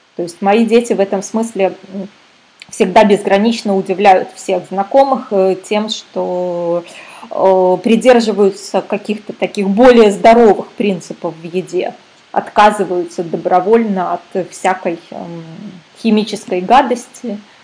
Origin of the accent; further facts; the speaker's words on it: Minsk, Belarus; now in Canary Islands, Spain; я сама из Минска, а в данный момент я на Канарских островах нахожусь